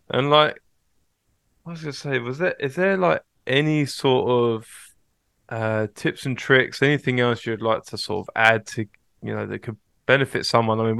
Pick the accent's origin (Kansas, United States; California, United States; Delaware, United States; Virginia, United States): Kansas, United States; growing up in Kansas State.